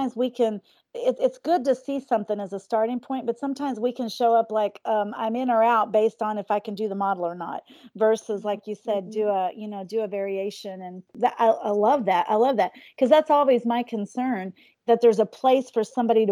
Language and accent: English; Eastern Kentucky, United States; I was raised in Eastern Kentucky.